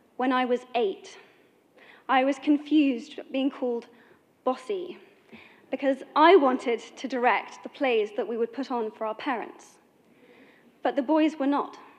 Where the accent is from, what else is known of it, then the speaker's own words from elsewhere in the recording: United Kingdom; I am from Britain